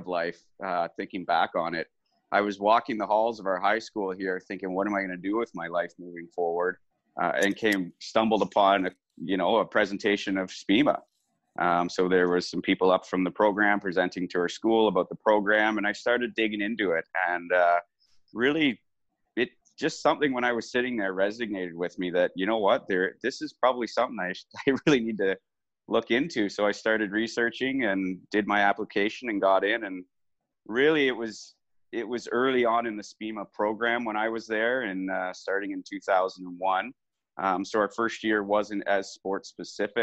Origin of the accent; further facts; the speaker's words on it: Owen Sound, Ontario, Canada; I was born and raised in Owen Sound, Ontario.